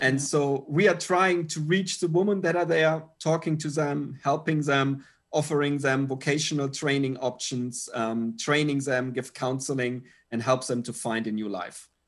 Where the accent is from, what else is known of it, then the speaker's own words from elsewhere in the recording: Germany; moved away as an adult; now in Pattaya, Thailand; Steffi and I, we are originally from Germany, uh, but actually haven't lived in Germany now for, I think, more than twenty-two years